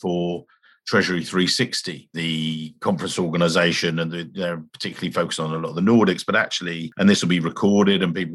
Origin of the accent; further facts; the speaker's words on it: England, United Kingdom; I'm English.